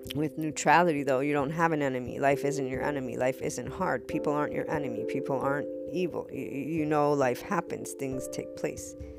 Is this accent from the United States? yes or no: yes; United States; also born or lived in Naples, Italy; when I was growing up as an American, for I'm bicultural